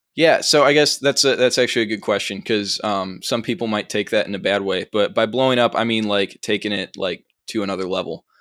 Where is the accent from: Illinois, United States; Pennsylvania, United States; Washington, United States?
Illinois, United States; Chicago; accent: Chicago; I'm from the suburbs of Chicago